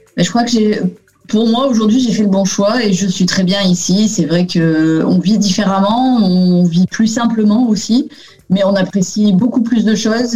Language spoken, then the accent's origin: French; France; moved away as an adult; ma rue en France où, euh, j'ai habité